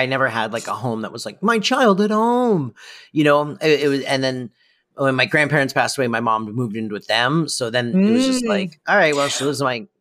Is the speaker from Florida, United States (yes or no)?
yes; Florida, United States; we're from Florida and we live pretty close to Boca